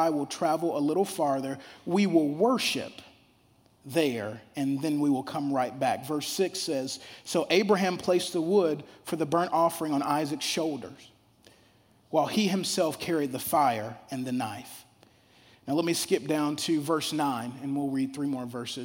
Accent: Shreveport, Louisiana, United States; I grew up down south in Shreveport, Louisiana.

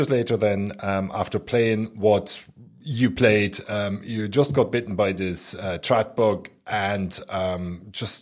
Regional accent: Berlin, Germany; growing up in Berlin

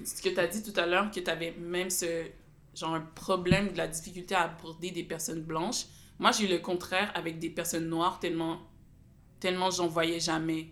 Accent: Gatineau, Quebec, Canada; je suis née à Gatineau, l'hôpital de Gatineau

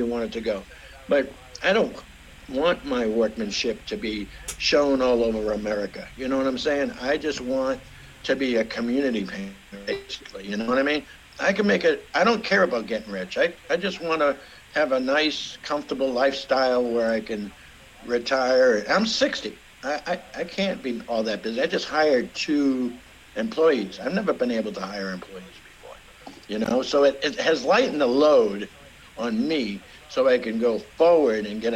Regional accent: Boston, Massachusetts, United States; moved away as an adult; also born or lived in Charlestown, Massachusetts; now in New Washington, Indiana, United States; I was raised in Boston. I was raised in the streets.

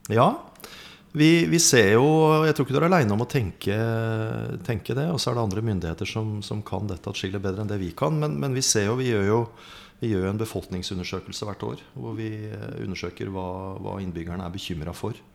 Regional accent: Lardal, Vestfold, Norway; born or raised there

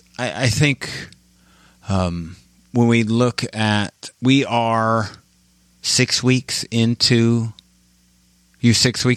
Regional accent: Midwest, United States; I'm from the Midwest.

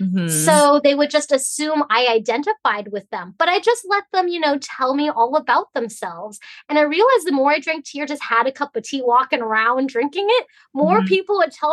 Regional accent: Hong Kong; now in United States; Like, I'm from Hong Kong, which you think of like New York City, Paris, you know, but way back then in the 50s, the 60s is totally different than what you see it is today. And so we came to America for opportunity, right?

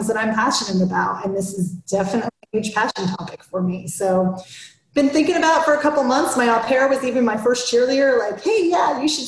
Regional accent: Florida, United States; now in Atlanta, United States; I grew up in Florida

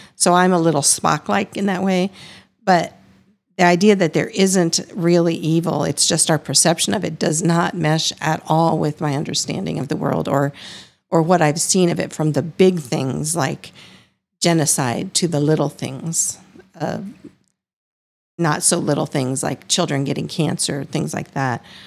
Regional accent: Iowa, United States; I am also from the Midwest and grew up a severely strict fundamentalist

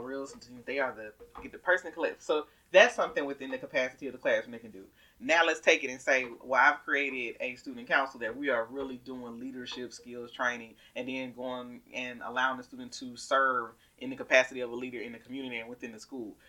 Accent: the South, United States; accent: southern; I used to be ashamed of my southern accent, but I am proud

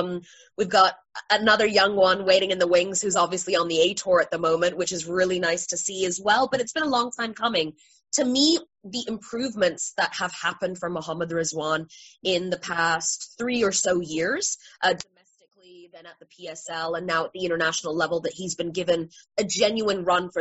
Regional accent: England, United Kingdom; because I'm English.

